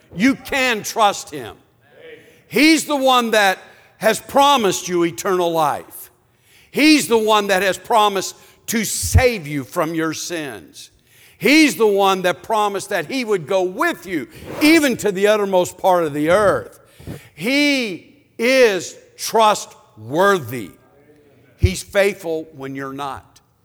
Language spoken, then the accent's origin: English; Cleveland, Ohio, United States; I'm from Cleveland, Ohio